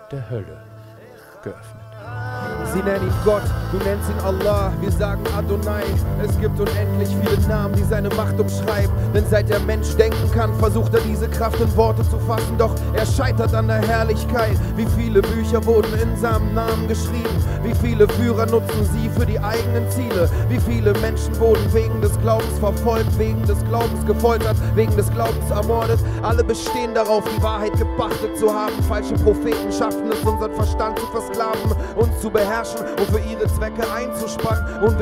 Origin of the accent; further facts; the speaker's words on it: Israel; German is a second language; Und meine Antwort war, ich bin Jude und ich komme aus Israel.